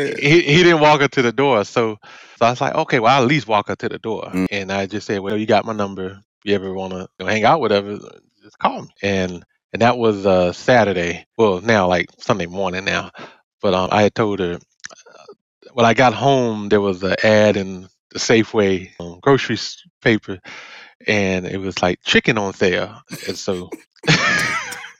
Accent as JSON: {"language": "English", "town": "Durham", "region": "North Carolina", "country": "United States", "tie": "born or raised there", "said": "I've been Durham, born and raised"}